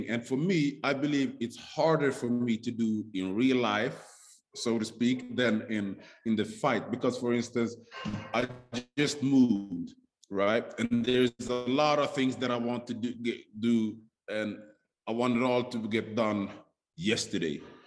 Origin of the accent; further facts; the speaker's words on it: Sweden; moved away as an adult; also born or lived in Stockholm, Sweden; now in Las Vegas, United States; growing up in Sweden, as a black man, right. As a black kid